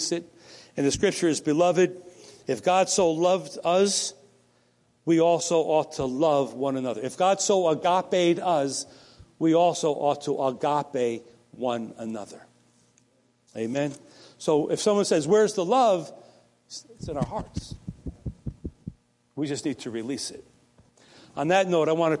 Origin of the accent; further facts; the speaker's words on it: the New York area, United States; I'm from the New York area right near Connecticut